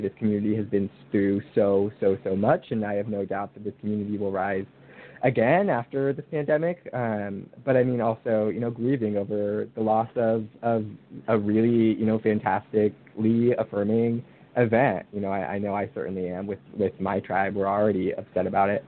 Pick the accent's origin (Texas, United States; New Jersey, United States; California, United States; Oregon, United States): California, United States; Northern; also born or lived in Santa Barbara, California; I am from California, born and raised